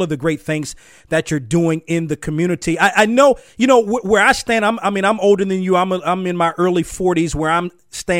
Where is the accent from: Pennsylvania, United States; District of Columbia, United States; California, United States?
District of Columbia, United States; Washington; I grew up in Washington